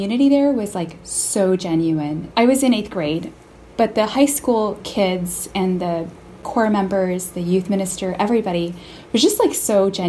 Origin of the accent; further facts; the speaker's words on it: Tempe, Arizona, United States; now in Boston, United States; I live in Boston, and I'm from Tempe, Arizona